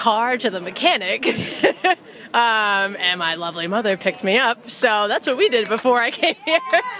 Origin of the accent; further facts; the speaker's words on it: New York, United States; now in Massachusetts, United States; I'm originally from New York, moved to Mass, went to UMass, and here I am, first … concert.